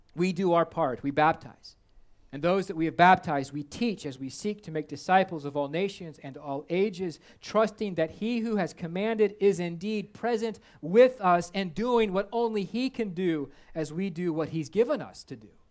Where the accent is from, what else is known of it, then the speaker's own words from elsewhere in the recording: United States; Before I'm an American, I'm a Christian.